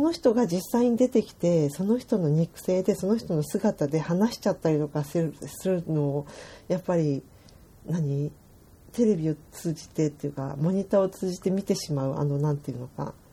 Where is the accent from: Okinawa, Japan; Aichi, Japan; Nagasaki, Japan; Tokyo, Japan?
Tokyo, Japan; Kodaira; moved away as an adult; 私小平市で生まれあの育ってる